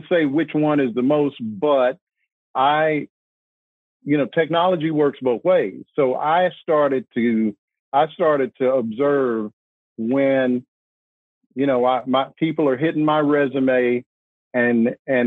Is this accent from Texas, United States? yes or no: no; Arkansas, United States; also born or lived in New York / New Jersey; now in North Carolina, United States; I'm from Arkansas.